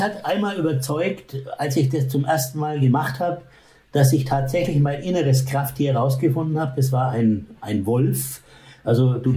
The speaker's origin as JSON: {"language": "German", "town": "Bamberg", "region": "Bavaria", "country": "Germany", "tie": "born or raised there", "said": "in Bamberg, wo ich aufgewachsen bin"}